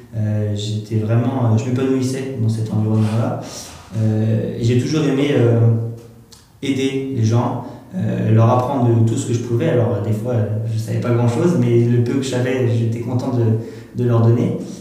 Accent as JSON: {"language": "French", "area": "northern Meuse", "region": "Grand Est", "country": "France", "also_born_or_lived": "Nancy / Lille", "moved": "as an adult", "said": "je suis originaire du nord de la Meuse"}